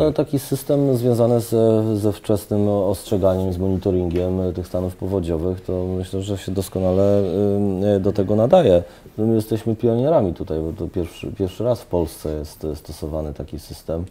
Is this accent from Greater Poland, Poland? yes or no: yes; Poznań, Greater Poland, Poland; jestem, jestem poznaniakiem